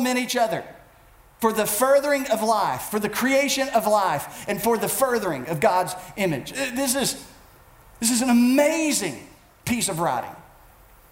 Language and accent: English; United States; I as an American